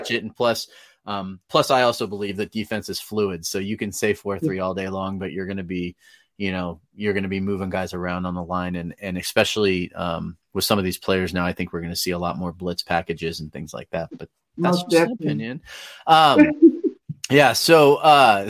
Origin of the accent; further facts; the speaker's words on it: Northern California, United States; I'm from Northern California